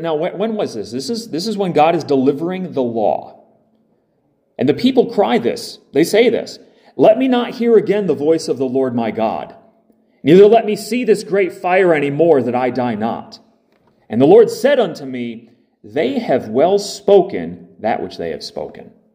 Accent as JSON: {"language": "English", "country": "United States", "said": "I'm not Jewish, I'm American"}